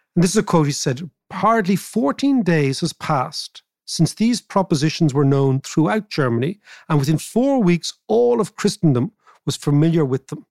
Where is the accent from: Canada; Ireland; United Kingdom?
Ireland; I am Irish